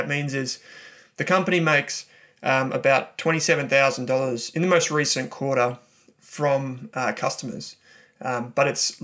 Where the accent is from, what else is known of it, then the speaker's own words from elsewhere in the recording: Melbourne, Victoria, Australia; I'm from Melbourne